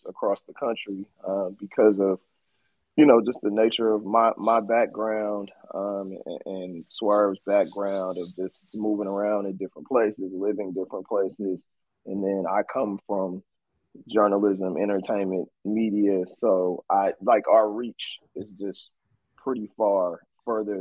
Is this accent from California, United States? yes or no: yes; Oakland, California, United States; I'm from East Oakland